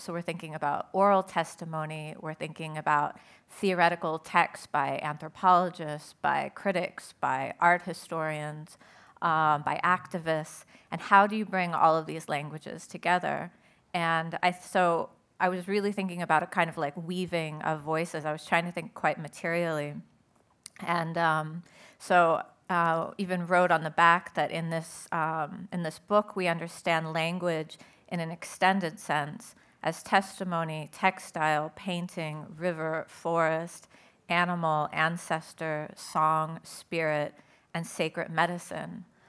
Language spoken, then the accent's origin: English; Southern California, United States; I'm originally, I grew up in Southern California